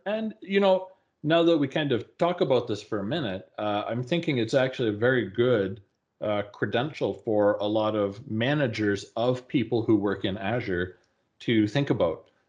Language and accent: English; Calgary, Alberta, Canada; my hometown here in calgary